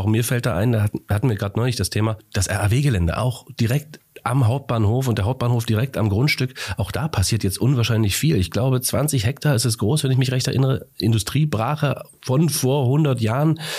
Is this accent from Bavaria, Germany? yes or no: no; Halle, Saxony-Anhalt, Germany; aber natürlich auch mir als Hallenser und allen anderen Hallensern und Hallenserinnen ganz herzlich gratulieren